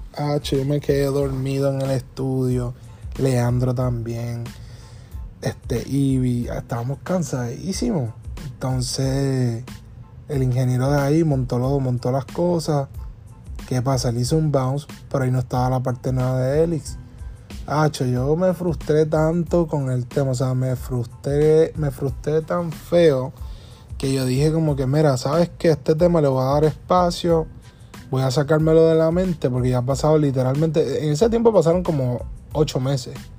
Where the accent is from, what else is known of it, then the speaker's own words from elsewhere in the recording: Puerto Rico; somos boricuas que queremos sonar americano